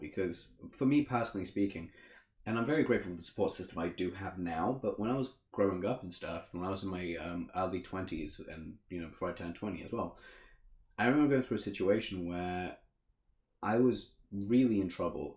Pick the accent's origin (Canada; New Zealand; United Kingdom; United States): United Kingdom; England; also born or lived in Africa; I grew up in Africa for the first four years, and then I moved to England, where I've lived here for twenty five years ish.